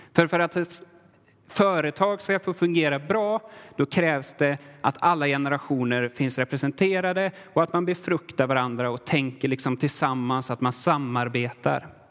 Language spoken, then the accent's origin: Swedish; Sweden; now in Värmland, Sweden; jag är svensk, har alltid varit svensk